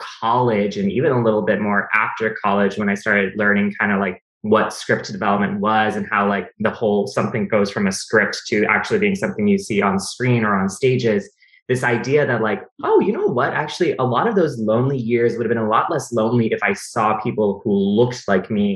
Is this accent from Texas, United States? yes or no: yes; Austin, Texas, United States; English is a second language; also born or lived in California / Mexico / Norway; I grew up in Austin, Texas.